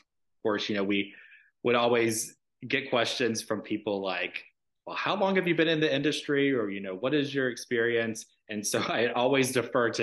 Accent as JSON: {"language": "English", "town": "Dallas", "region": "Georgia", "country": "United States", "tie": "born or raised there", "lives_now": "Atlanta, United States", "said": "growing up in Dallas, Georgia, which is adjacent to Douglas County"}